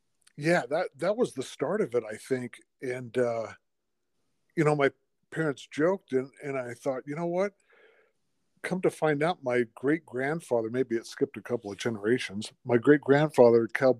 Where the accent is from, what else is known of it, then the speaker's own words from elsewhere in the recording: Temple City, California, United States; Well, I was born and raised in Southern California in a little town called Temple City in the suburbs of LA.